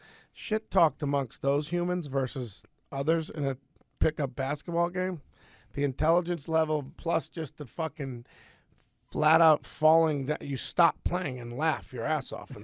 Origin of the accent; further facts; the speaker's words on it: Connecticut, United States; Sandler's like, where are you from? You sound familiar. I'm like, Connecticut.